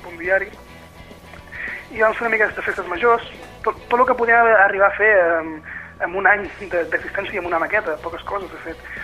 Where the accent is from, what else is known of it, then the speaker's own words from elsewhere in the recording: Empordà, Catalonia, Spain; nosaltres venim de l'Empordà, hem nascut aquí i hem fet vida aquí durant molts i molts anys